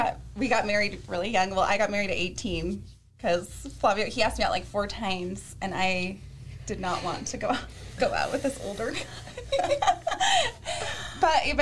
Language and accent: English; Salt Lake Valley, Utah, United States; I was born and raised here in Utah. I grew up in the Salt Lake Valley. Went to high school at Cottonwood High School.